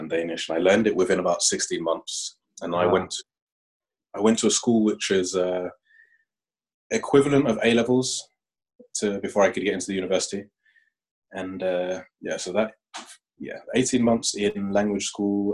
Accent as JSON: {"language": "English", "region": "London", "country": "United Kingdom", "moved": "as an adult", "lives_now": "Aarhus, Denmark", "said": "I come from London"}